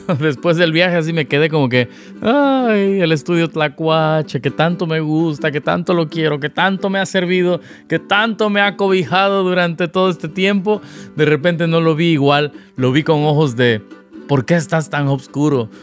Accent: Veracruz, Mexico; now in Los Angeles, United States; mi ciudad natal, Veracruz

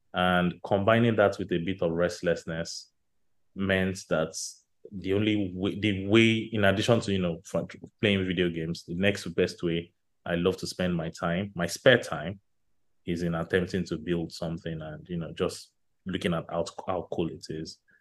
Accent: Nigeria; growing up in Nigeria

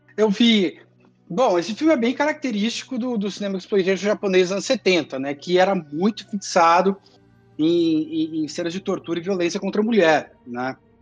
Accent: Porto Alegre, Rio Grande do Sul, Brazil; uma cidade do lado de Porto Alegre, onde eu cresci

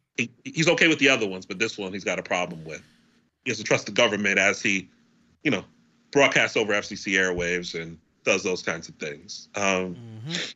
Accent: United States; I'm American

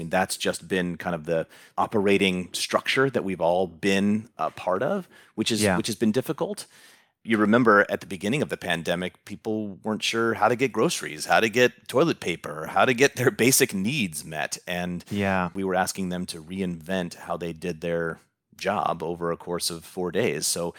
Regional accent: Huntington Beach, California, United States; I grew up in Huntington Beach.

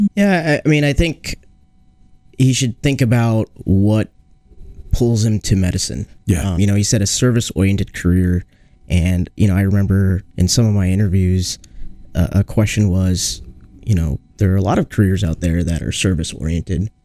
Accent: Seattle, Washington, United States; now in Iowa, United States; I grew up in Seattle

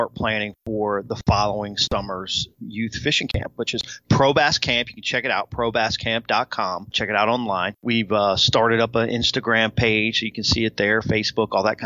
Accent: Del Rio, Texas, United States; right here in my hometown, Del Rio, Texas

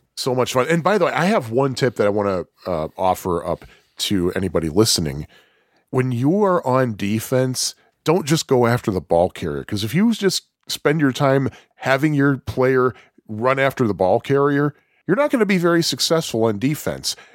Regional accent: Chicago, Illinois, United States; I am a Chicagoan

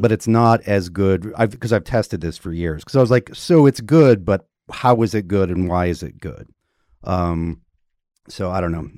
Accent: Georgia, United States; the state of Georgia, where I was born

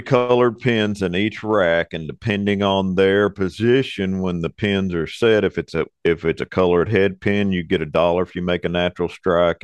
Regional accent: Arlington, Texas, United States; moved away as an adult; also born or lived in Fort Worth, Texas; now in Hot Springs, United States; I was born in Fort Worth. I was raised in Arlington.

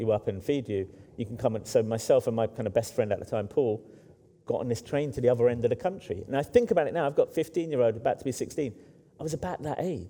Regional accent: London, United Kingdom; I grew up in Hackney, which is now very kind of cool and wealthy.

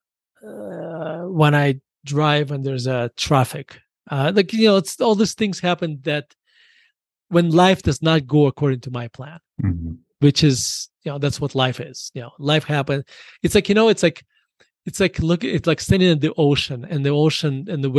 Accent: Russia; now in United States; me being growing up in Russia

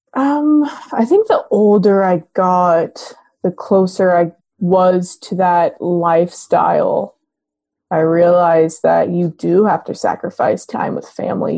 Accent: Los Gatos, California, United States; I was born in Los Gatos, California, and I grew up in the Bay Area.

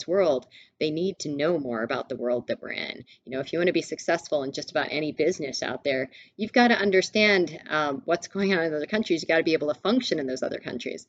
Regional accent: Mississippi, United States; I was born and raised in Mississippi

